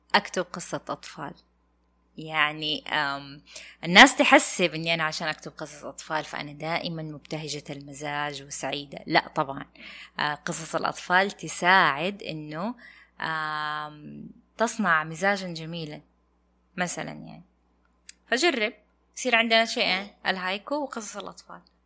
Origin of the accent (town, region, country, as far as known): Saudi Arabia